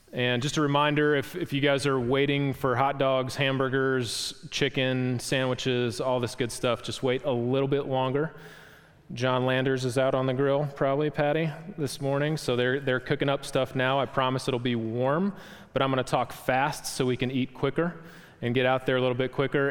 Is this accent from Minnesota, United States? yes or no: no; Wisconsin, United States; moved away; where I grew up from in Wisconsin